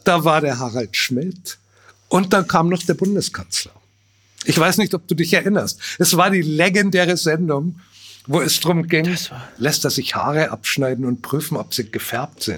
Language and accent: German; Bavaria, Germany; als Bayer, als Bauer, als bornierter Provinzler